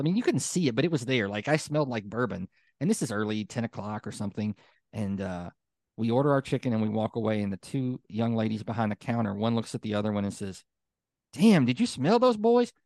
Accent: Hopkinsville, Kentucky, United States; now in Louisville, United States; I grew up in Western Kentucky in Hopkinsville

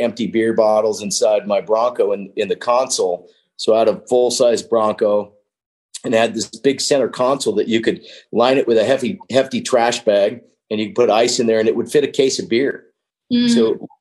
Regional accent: Wyoming, United States; also born or lived in California; I grew up in Wyoming. You know, after I lived with my dad a year or two, I was getting in too much trouble in California. And so he moved to Wyoming in a little small town

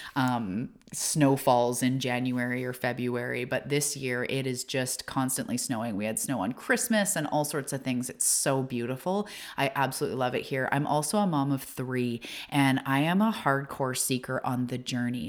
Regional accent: Canada; also born or lived in Vancouver Island; I am a Canadian and I'm living on the west coast of Canada in a little tiny beach town

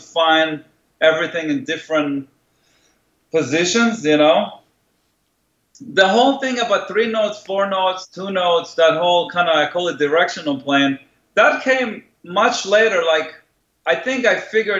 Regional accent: Israel; moved away; I grew up in Israel

